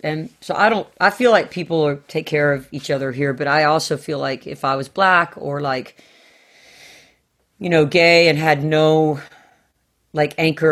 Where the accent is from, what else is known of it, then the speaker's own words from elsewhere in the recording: Southern United States, United States; I mean, I am a Southerner like to the core.